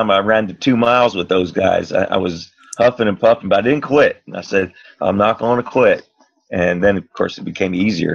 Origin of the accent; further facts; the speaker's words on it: Miami Beach, Florida, United States; also born or lived in Virginia; I was raised right here on South Beach. I was born in Virginia, came here when I was 5 years old, which is 65 years ago